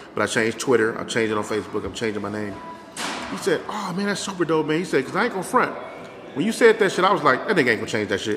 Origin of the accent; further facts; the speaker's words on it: Inglewood, California, United States; I was born in Inglewood